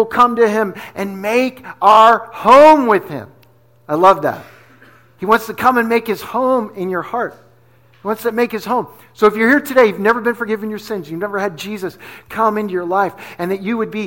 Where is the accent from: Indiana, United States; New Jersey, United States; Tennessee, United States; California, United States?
New Jersey, United States; moved away; also born or lived in Pennsylvania / New York City; I'm from Jersey, right? So I grew up in New Jersey. I grew up in PA